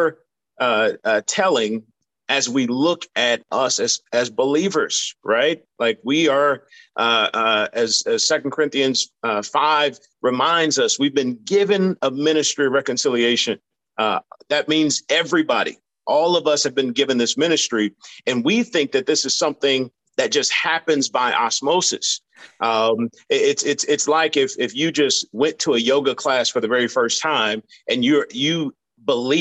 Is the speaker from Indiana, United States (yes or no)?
yes; Indianapolis, Indiana, United States; now in St. Petersburg, United States; I was raised in the Midwest in Indianapolis, Indiana